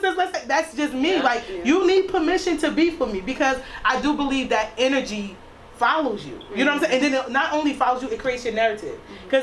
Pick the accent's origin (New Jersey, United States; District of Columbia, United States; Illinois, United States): New Jersey, United States; East Orange; I grew up in East Orange, so I went to Tyson from 6th grade to 12